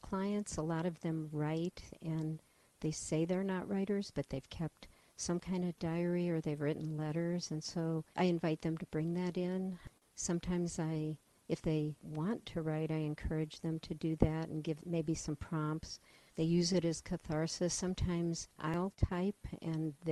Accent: east of Cleveland, Ohio, United States; moved away as an adult; also born or lived in Michigan / Atlanta, Georgia / Oregon; now in Omaha, United States; I was born in Ohio, in the countryside east of Cleveland

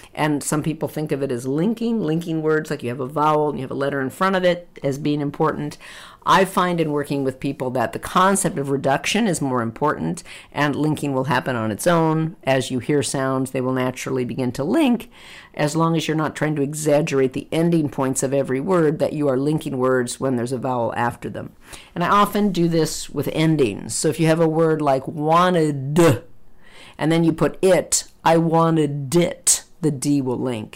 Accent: United States; As American English speakers

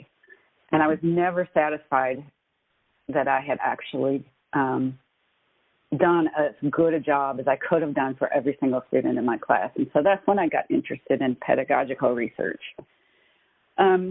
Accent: Eastern Kentucky, United States; growing up in Eastern Kentucky, as I did

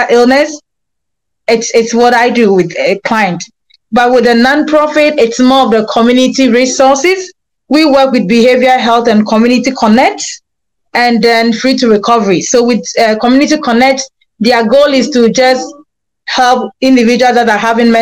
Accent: Ghana; moved away as an adult; now in Grand Forks, United States; I'm from Ghana, but I've been a resident in Grand Forks, North Dakota, for the past 7 years.

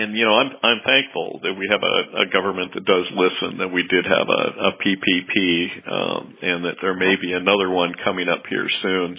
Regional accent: Seattle, Washington, United States; I grew up in the Seattle area

